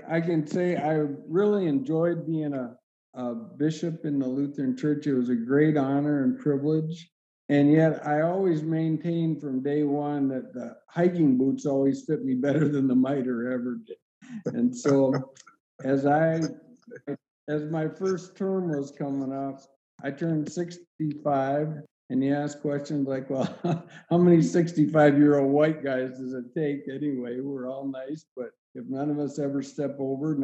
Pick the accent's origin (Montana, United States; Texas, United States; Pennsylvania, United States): Montana, United States; growing up in Montana